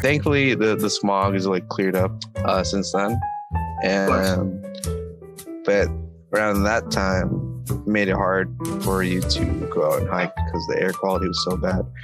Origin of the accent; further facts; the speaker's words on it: United States; also born or lived in Jakarta, Indonesia; US raised